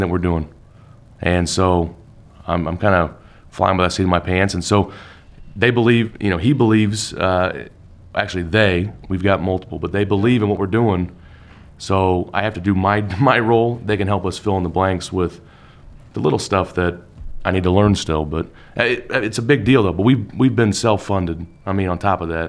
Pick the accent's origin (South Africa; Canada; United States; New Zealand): United States; Salt Lake City, Utah; moved away as an adult; now in Indiana, United States; I was born in Salt Lake